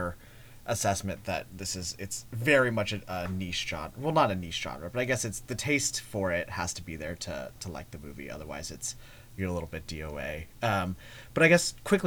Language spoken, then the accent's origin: English; Eugene, Oregon, United States; I grew up in Eugene, Oregon.